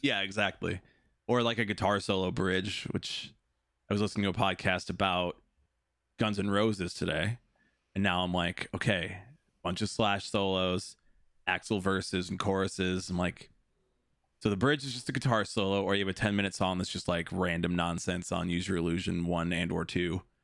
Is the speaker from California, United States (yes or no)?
no; Des Plaines, Illinois, United States; also born or lived in Chicago; I grew up in Des Plaines